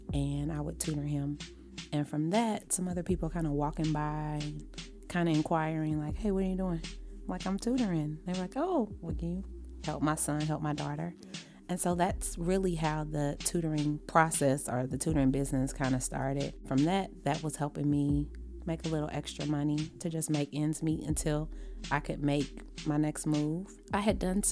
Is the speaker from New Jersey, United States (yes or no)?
no; Cincinnati, Ohio, United States; now in Atlanta, United States; I was born and raised in Kennedy Heights, and our bus went from Kennedy Heights, if you know anything about Cincinnati